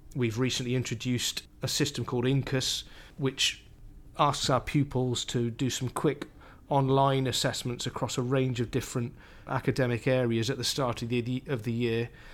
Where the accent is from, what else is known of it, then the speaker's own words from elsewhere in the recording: Cardiff, Wales, United Kingdom; moved away; So I grew up in Cardiff, in South Wales.